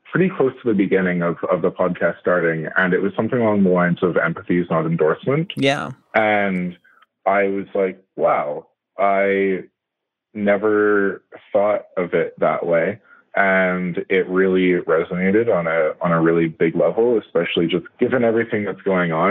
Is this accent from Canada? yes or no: yes; Canada; I'm Canadian